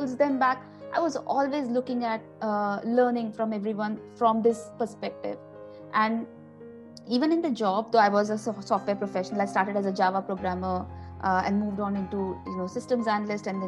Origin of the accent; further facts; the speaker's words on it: Nagpur, Maharashtra, India; moved away as an adult; now in Sydney, Australia; I'm from Nagpur, originally from Nagpur. And that's where I grew up.